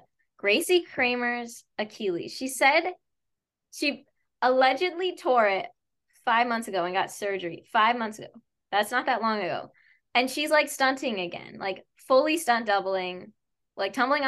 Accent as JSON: {"language": "English", "area": "Chicago area", "region": "Illinois", "country": "United States"}